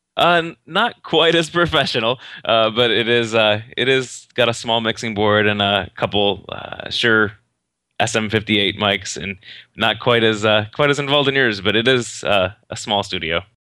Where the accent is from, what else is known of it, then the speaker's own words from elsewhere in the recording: Northern Indiana, United States; Northern Indiana, actually